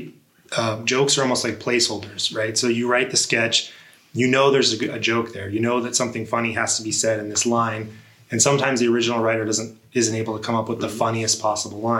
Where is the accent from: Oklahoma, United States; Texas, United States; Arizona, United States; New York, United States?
Arizona, United States; Tucson; I'm personally from Tucson. I've been here my whole life